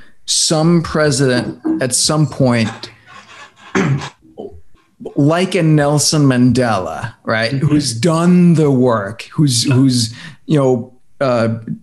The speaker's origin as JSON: {"language": "English", "country": "Denmark", "tie": "born or raised there", "moved": "yes", "lives_now": "United States", "said": "I come from Denmark"}